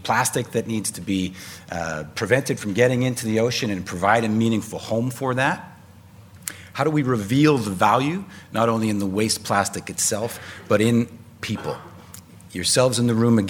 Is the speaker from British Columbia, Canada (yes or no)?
yes; Vancouver, British Columbia, Canada; I hail from Vancouver on the West Coast